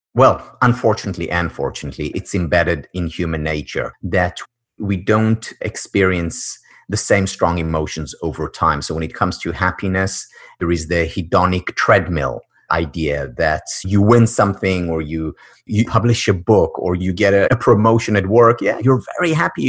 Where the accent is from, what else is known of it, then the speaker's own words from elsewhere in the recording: Israel; moved away; born and raised in Israel